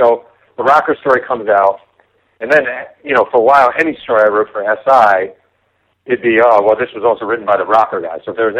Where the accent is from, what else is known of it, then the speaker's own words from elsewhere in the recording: New York, United States; being a New Yorker